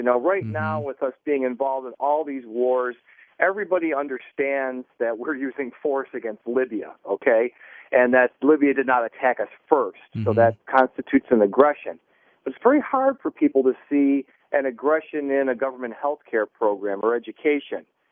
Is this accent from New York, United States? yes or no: yes; Buffalo, New York, United States; moved away; I'm originally from Buffalo, New York